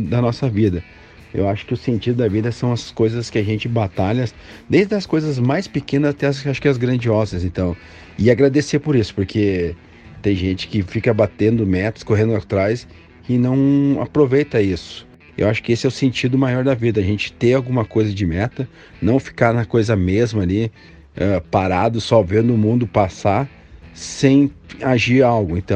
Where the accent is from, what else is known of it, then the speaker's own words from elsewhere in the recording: Rio Grande do Sul, Brazil; also born or lived in Minas Gerais; Morava até há pouco tempo atrás em Minas Gerais, sou do Rio Grande do Sul, saí a trabalho para Minas Gerais. Graças a Deus, hoje voltei de novo ao Sul